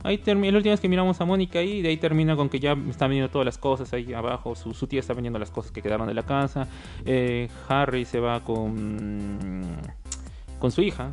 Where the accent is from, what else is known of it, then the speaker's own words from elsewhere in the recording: Peru; como somos peruanos